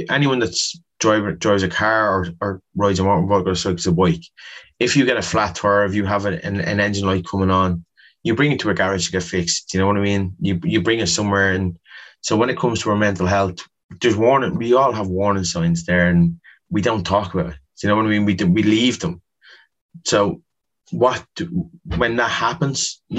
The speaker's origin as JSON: {"language": "English", "town": "Dublin", "region": "Leinster", "country": "Ireland", "tie": "born or raised there", "said": "Whereas growing up in Ballymun, we had probably one man who took 10 teams and he was training so many people"}